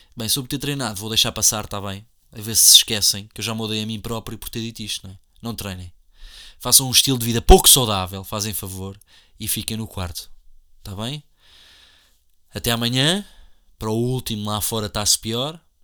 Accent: Portugal; somos portugueses ou não somos portugueses

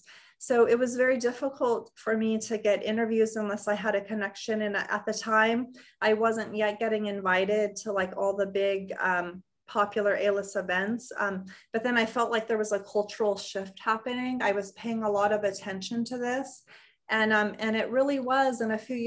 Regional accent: Los Angeles, California, United States; I grew up in Los Angeles

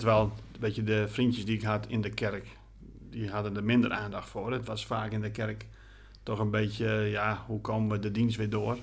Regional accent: Groningen, Netherlands; also born or lived in Gorredijk, Friesland; toen zijn we verhuisd naar de stad Groningen. En daar ben ik eigenlijk opgegroeid

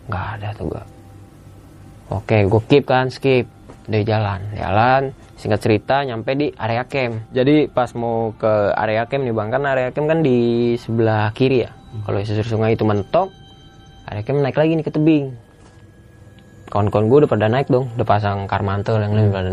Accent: Jakarta, Indonesia; kan gue dari Jakarta kan dua orang

